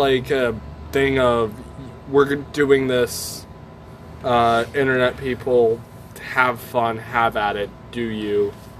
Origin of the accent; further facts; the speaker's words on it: United States; we are American.